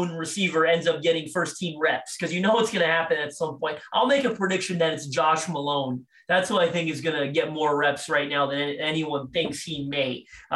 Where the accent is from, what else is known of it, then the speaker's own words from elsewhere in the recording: Toronto, Ontario, Canada; I'm from Toronto, Canada